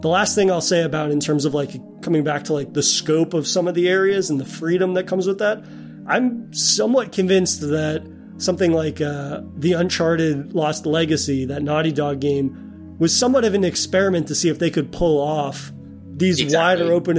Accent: Boston, Massachusetts, United States; as a Bostonian

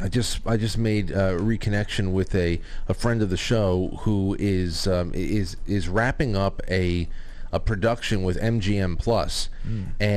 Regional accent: New York, United States; we're from New York.

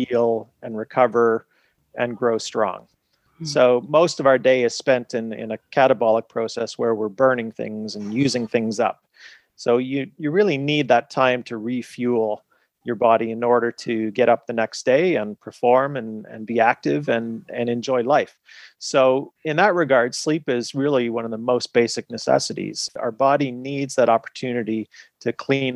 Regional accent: Canada; also born or lived in United Kingdom / Montreal; I practiced in the UK and then I am Canadian, so then moved the practice back to Montreal

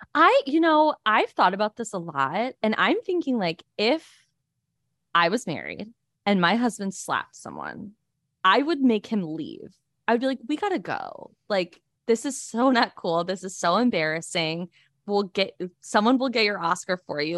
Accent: United States; being an American

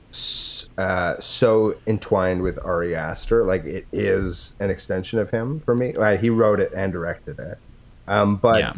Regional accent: Edmonton, Alberta, Canada; I'm from Edmonton.

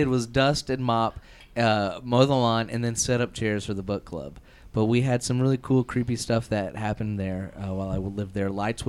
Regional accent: Indianapolis, Indiana, United States; I grew up in Indianapolis in Irvington area. Mm-hmm. It is a very haunted little nook.

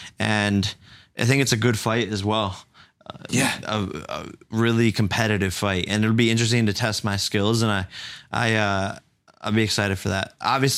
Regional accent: Ohio, United States; I'm a kid from Ohio.

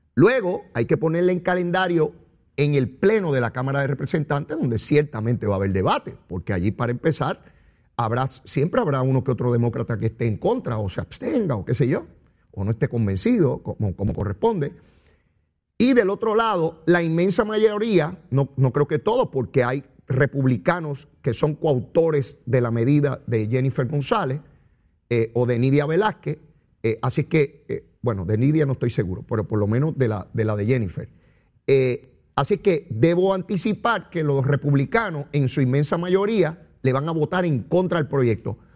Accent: Puerto Rico

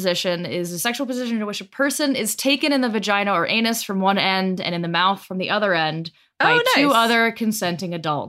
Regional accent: Denver, Colorado, United States; Westword, which is my hometown newspaper

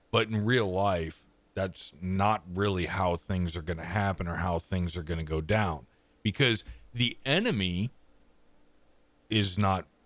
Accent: Canada

